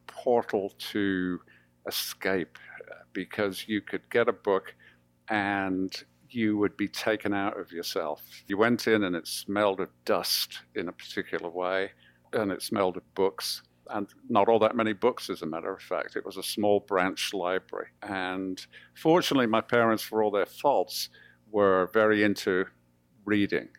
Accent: Birmingham, West Midlands, United Kingdom; also born or lived in Coventry; August 1959, we moved to Birmingham, uh, which was just the month before I started at primary school

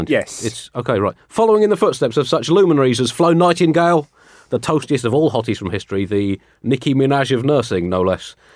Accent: Newfoundland and Labrador, Canada; born there; uh, I was born in Newfoundland, a very funny place you must visit.

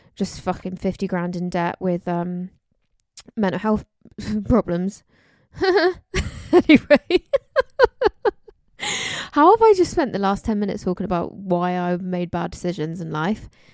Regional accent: London, United Kingdom; I was born in London. I'm from London

